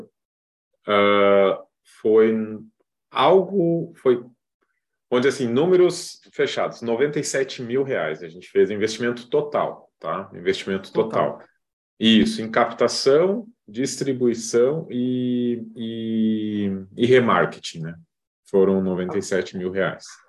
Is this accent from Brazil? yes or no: yes; Rio Grande do Sul, Brazil; moved away as an adult; now in Florianópolis, Brazil; Moro hoje em Florianópolis, sou gaúcho